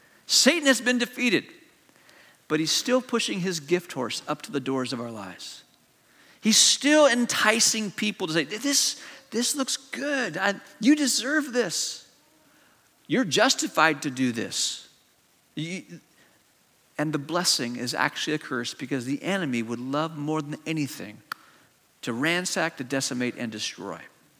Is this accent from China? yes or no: yes; China; also born or lived in Malaysia; I grew up in an Eastern culture. I grew up in China, and I went to boarding school in Malaysia.